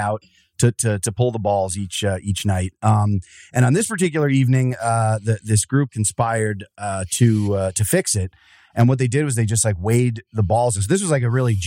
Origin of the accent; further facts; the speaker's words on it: near Wilkes-Barre/Scranton, northeastern Pennsylvania, United States; I'm Northeastern. Across up by Wilkes-Barre Scranton there